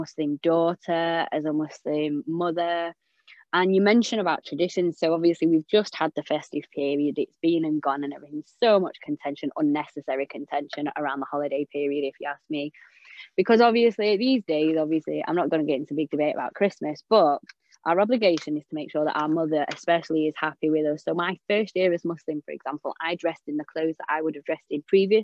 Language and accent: English; England, United Kingdom; I'm English